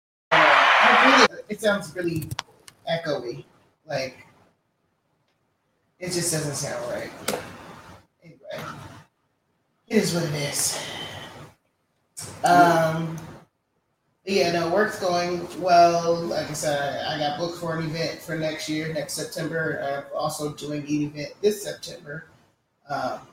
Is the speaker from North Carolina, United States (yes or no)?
no; Maryland, United States; moved away as an adult; now in Atlanta, United States; I'm from Maryland. And I've been in Atlanta 13 years